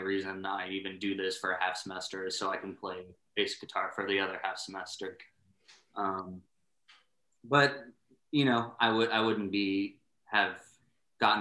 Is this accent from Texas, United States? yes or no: yes; San Antonio, Texas, United States; also born or lived in Iowa; I was from San Antonio, grew up there, and then my dad got a job transfer up to a small town in Iowa, where we spent like 3 years or so before ultimately moving back down to San Antonio